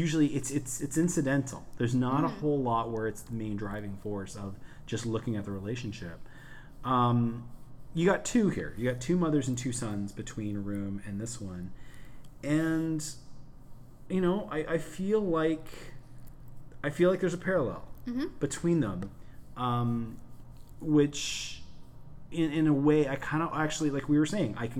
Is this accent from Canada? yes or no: yes; Canada; we're Canadian